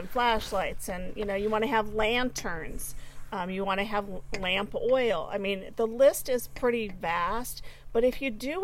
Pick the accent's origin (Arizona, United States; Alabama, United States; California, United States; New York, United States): California, United States; SoCal; Henry was actually my school bus driver when I was growing up, because I grew up in SoCal.